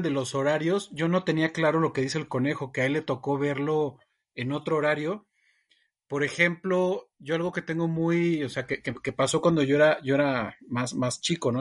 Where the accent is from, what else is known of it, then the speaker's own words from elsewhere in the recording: Mexico; Que me escuchaba hablar, pues nos reconocen rapidísimo como mexicanos.